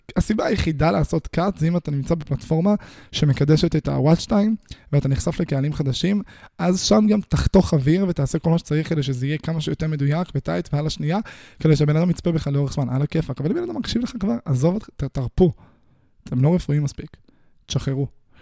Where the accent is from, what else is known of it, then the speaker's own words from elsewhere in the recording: Israel; אני נולדתי בישראל